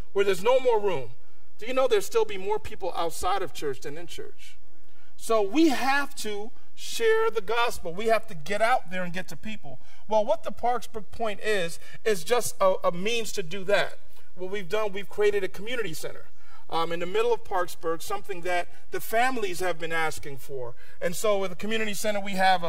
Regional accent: New York City, New York, United States; moved away; I grew up in New York City

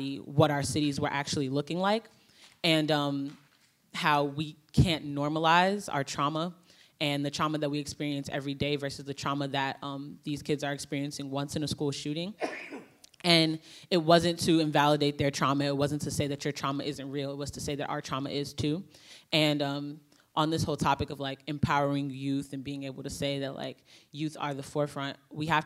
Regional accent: Chicago, Illinois, United States; I'm from Chicago, and some of the work that I do is like with Black Lives Matter Chicago

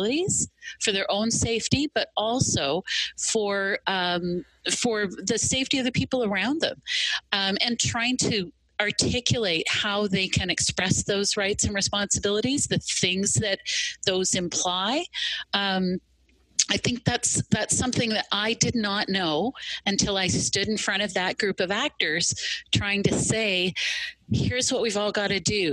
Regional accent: Ontario, Canada; I'm Canadian. I'm from Ontario

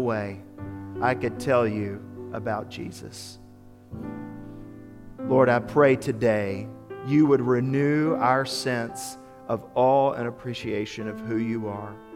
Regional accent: Memphis, Tennessee, United States; My youth minister, growing up in Memphis, is a fellow by the name of Phil Newberry

